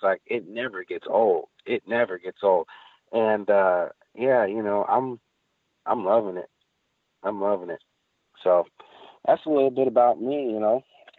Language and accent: English; Texas, United States; It's really crazy because, growing up in Texas, you don't see mountains with snow on them year round.